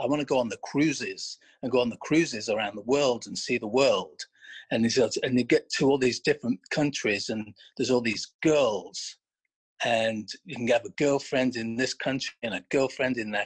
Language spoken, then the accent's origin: English; a town just outside Blackpool, North West England, United Kingdom; moved away as an adult; now in United States; originally I'm from Northwest England. I grew up in a town just outside Blackpool